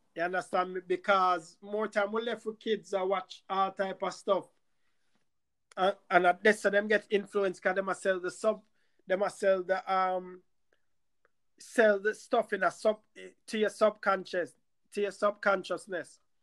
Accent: Jamaica; moved away; where we were raised in Jamaica

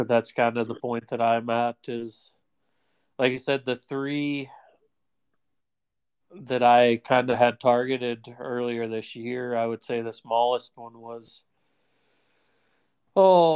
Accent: Midwest, United States; moved away; I grew up in the Midwest

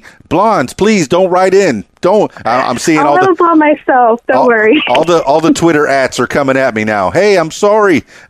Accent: Miami, Florida, United States; I'm a Cuban guy. You know, white guy from Miami.

